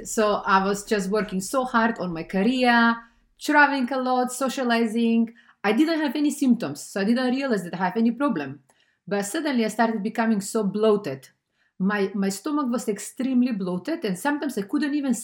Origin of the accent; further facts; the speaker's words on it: North Macedonia; moved away; I'm originally from Macedonia